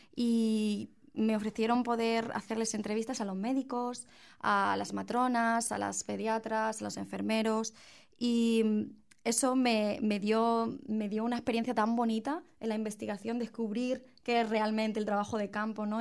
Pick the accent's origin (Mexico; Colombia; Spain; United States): Spain; en mi país